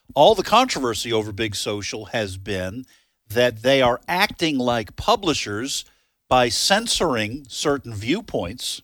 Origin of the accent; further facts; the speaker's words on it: United States; I'm American